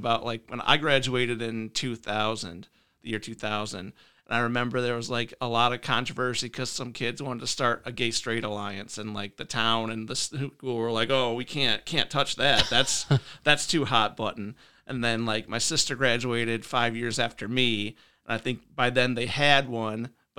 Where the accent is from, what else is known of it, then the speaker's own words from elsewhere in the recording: Mason, Michigan, United States; also born or lived in Illinois / Kalamazoo; now in Lansing, United States; I live in Lansing now. I grew up in Mason.